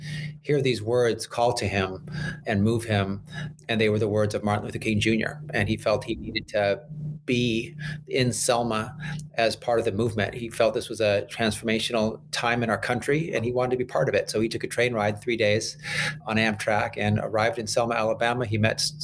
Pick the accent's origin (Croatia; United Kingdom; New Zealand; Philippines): Philippines; now in California, United States; I was born in the Philippines